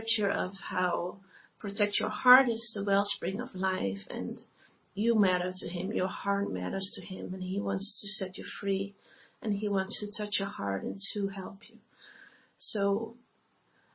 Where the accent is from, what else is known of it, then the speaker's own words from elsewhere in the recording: Netherlands; I am from the Netherlands.